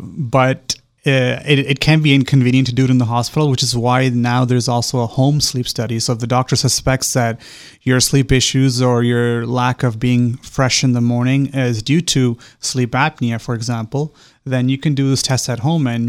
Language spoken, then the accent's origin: English; Canada; moved away as an adult; So I'm originally from Canada. Mm-hmm. I was born and raised there.